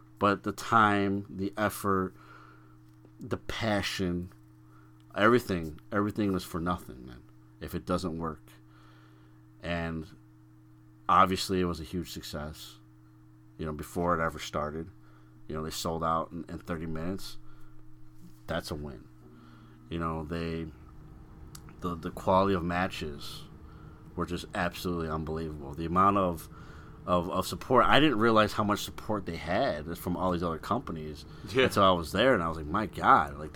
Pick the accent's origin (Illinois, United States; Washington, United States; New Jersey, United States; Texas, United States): Illinois, United States; Chicago; I'm from Chicago. I'm so proud of my city